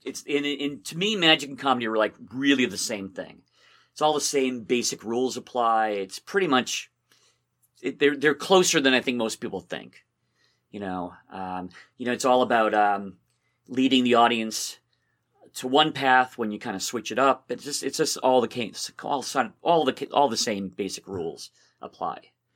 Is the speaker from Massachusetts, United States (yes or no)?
yes; Somerville, Massachusetts, United States; also born or lived in Belmont, Massachusetts; I grew up in Somerville.